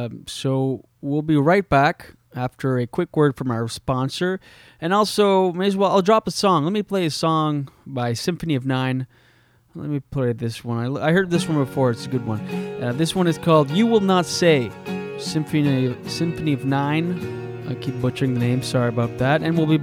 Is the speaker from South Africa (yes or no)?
no; New Brunswick, Canada; I grew up in small town New Brunswick